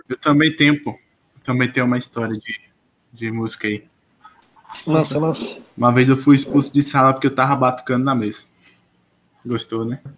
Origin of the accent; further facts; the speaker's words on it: Northeast Brazil, Brazil; eu sou nordestino